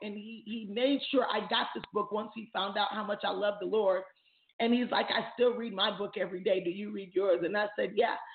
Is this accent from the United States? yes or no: no; Jamaica; I'm Jamaican.